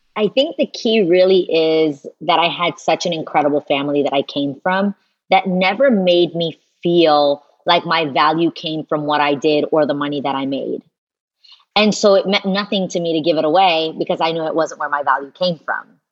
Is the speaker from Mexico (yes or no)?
no; New York City, New York, United States; I'm a girl from New York City